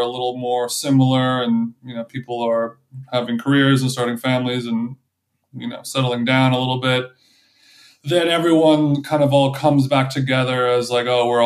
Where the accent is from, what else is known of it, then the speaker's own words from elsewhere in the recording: Huntington Beach, California, United States; I'm from Huntington Beach